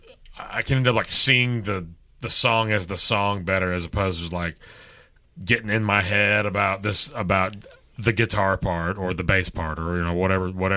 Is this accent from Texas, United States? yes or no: yes; Texas, United States; I'm from Texas